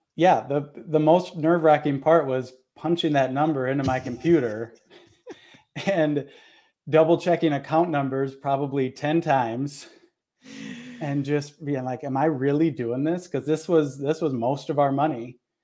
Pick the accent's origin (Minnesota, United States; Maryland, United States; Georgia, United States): Minnesota, United States; moved away; I'm in Minnesota, born and raised here, and then have lived in a bunch of other places and, and back here now